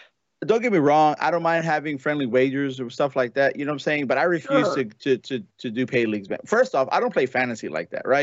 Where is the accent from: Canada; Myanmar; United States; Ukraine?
United States; Chicago, Illinois; moved away; born and raised in Chicago